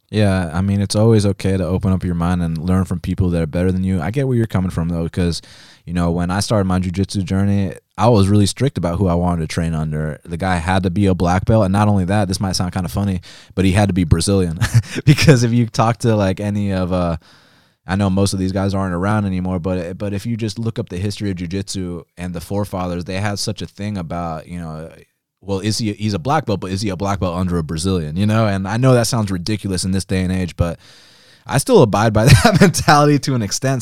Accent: Atlanta, Georgia, United States; I was born and raised in Atlanta, Georgia, um, lived here my whole life

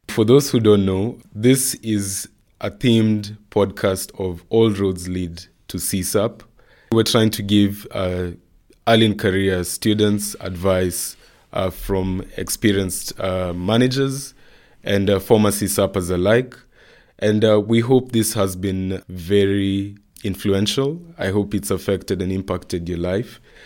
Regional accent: Nairobi, Kenya; I come from Nairobi, Kenya

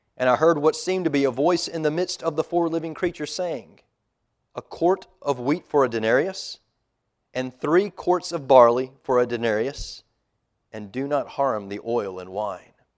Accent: United States; as an American

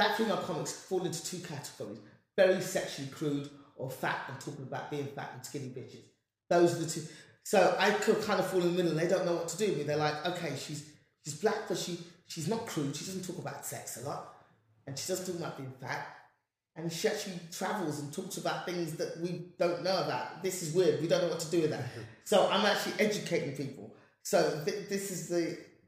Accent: England, United Kingdom; yes, I'm black and I'm speaking like this because I'm from England.

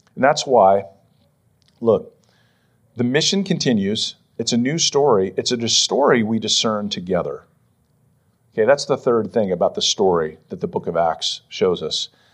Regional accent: Western Pennsylvania, United States; now in Philadelphia, United States; growing up in Western P

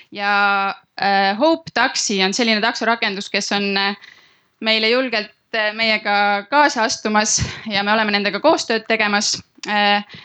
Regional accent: Tallinn, Harju County, Estonia; me oleme ise kõik Tallinnast

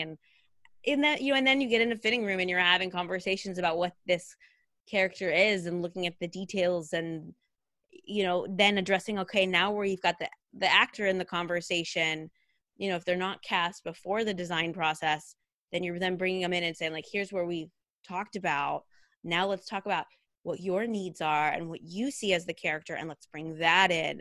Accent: Redding, California, United States; I grew up in Redding, California

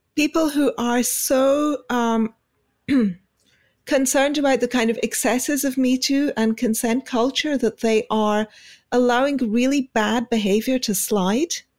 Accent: United Kingdom; being British

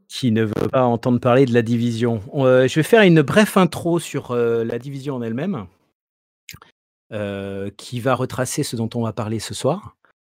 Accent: Marseille, Provence-Alpes-Côte d'Azur, France; En tant que bon Marseillais

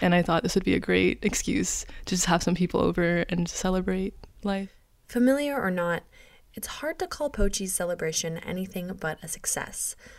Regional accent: Miami, Florida, United States; moved away as an adult; now in Sitka, United States; I'm from Miami, Florida. I moved here four months ago

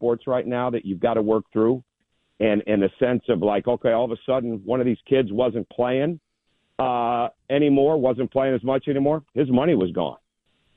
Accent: Michigan, United States; growing up in Michigan

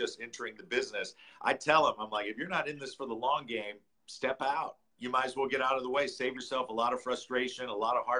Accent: St. Louis, Missouri, United States; I grew up in St. Louis

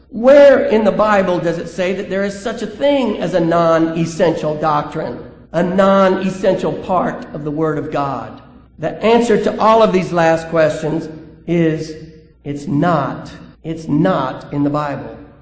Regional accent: Alabama, United States; I'm from Alabama

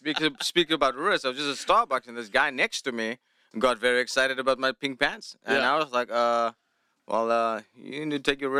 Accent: Cape Town, Western Cape, South Africa; first language Afrikaans; English is a second language; moved away as an adult; now in Los Angeles, United States; Afrikaans is my first language. I miss speaking Afrikaans. What else? People. The weather is pretty similar where I'm from, Cape Town, very similar to Los Angeles.

